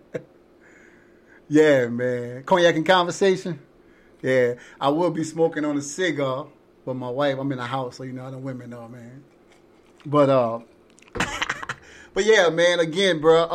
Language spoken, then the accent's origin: English; Louisiana, United States; I'm from Louisiana.